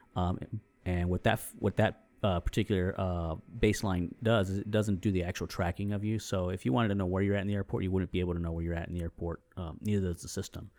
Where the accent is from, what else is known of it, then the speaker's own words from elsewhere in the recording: San Antonio, Texas, United States; also born or lived in New England; I grew up here in San Antonio